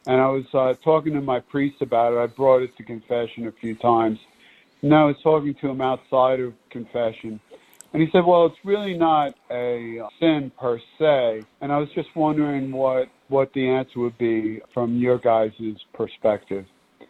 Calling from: Long Island, New York, United States; I'm calling from Long Island.

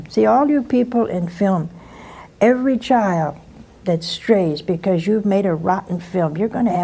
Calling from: Cranston, Rhode Island, United States; I'm from Cranston, Rhode Island.

